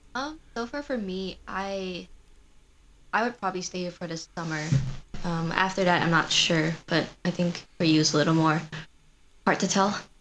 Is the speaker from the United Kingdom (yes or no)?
no; Malaysia; moved away as an adult; now in Madison, United States; I grew up in Malaysia, um, and I came here for my undergrad as a transfer student from Malaysia